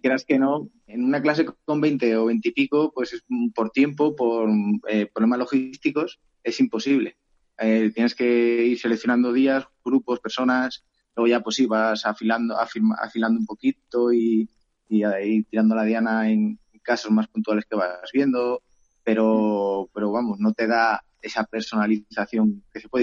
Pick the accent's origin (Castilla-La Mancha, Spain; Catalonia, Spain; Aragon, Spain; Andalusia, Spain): Aragon, Spain; Teruel; also born or lived in Cuevas de Cañaveras; yo soy de Teruel